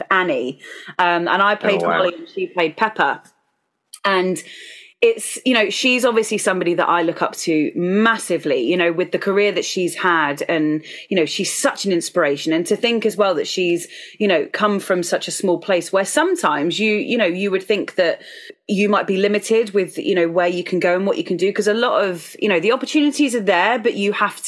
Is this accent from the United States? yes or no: no; Isle of Wight, South East England, United Kingdom; I grew up on the Isle of Wight, the sunny Isle of Wight, in the United Kingdom